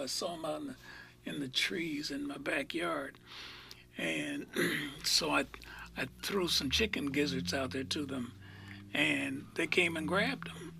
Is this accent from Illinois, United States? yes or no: no; Iowa, United States; moved away; I grew up in Iowa